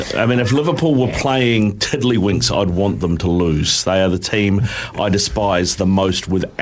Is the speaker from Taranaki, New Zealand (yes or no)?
no; Auckland, New Zealand; As if someone born and bred in Auckland